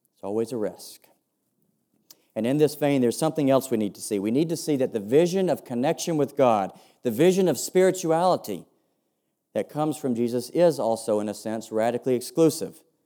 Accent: United States; accent: sounds a bit like George W. Bush; I'm an American

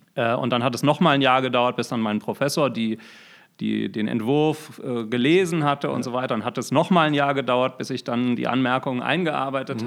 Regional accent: Düsseldorf, North Rhine-Westphalia, Germany; moved away as an adult; also born or lived in Bonn / Berlin; now in Augsburg, Germany; lokal komme ich ursprünglich aus Düsseldorf

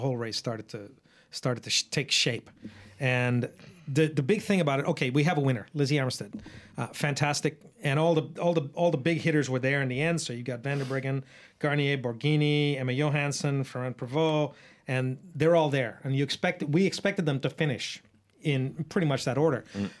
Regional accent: Australia; I'm not speaking just as an Australian

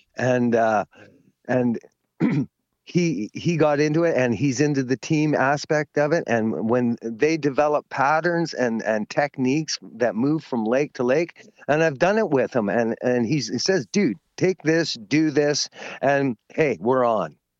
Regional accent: Ladner, British Columbia, Canada; I grew up in Ladner

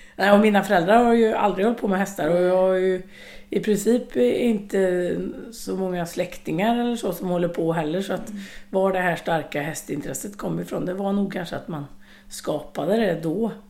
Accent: Långed, Västra Götaland, Sweden; i Långed där mamma och pappa bodde, eller där jag växte upp

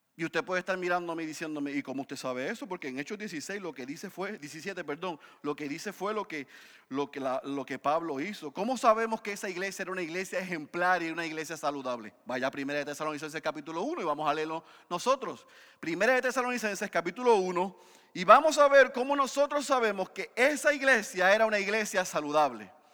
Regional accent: Puerto Rico

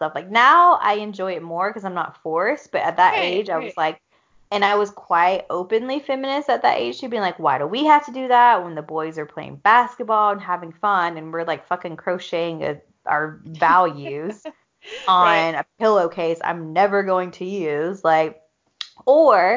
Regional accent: the South, United States; I grew up in the South

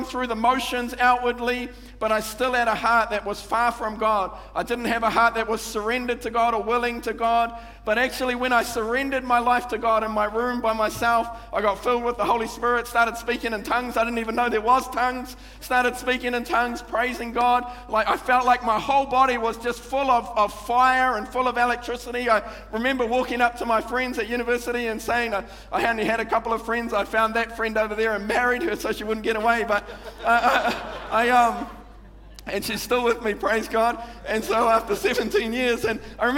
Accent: Manurewa, Auckland, New Zealand; I grew up in Manurewa

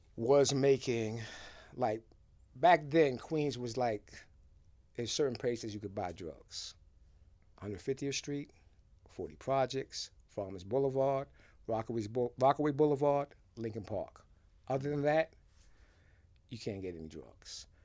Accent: Haiti; also born or lived in Boston; now in New York, United States; I was born in Haiti

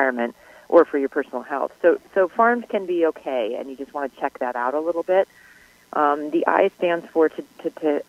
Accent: New York, United States; I grew up in New York

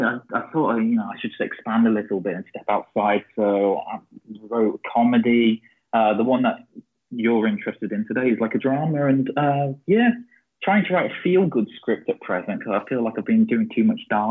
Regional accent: England, United Kingdom; moved away as an adult; also born or lived in Russia / St. Petersburg, Russia; now in Stockholm, Sweden; I'm originally from England, but I spent like the last 7 years living in Russia, and then I just moved to Stockholm like 2 weeks ago, so Sweden now.

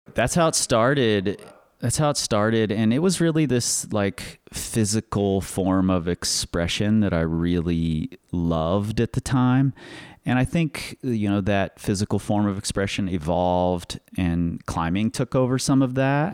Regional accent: Cincinnati, Ohio, United States; now in Lander, United States; I'm originally from Cincinnati, Ohio.

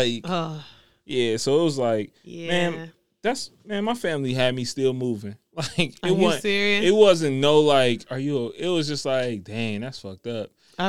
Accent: Jamaica; I'm Jamaican.

